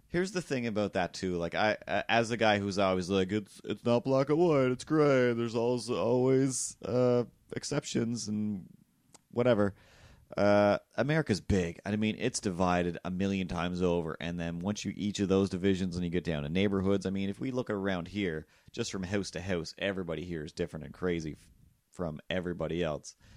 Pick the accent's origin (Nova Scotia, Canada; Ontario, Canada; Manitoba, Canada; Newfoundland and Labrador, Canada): Nova Scotia, Canada; Cape Breton; I'm from Cape Breton